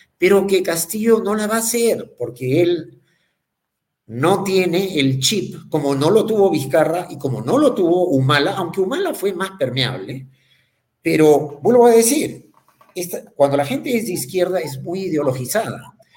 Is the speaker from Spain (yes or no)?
no; Peru; como peruanos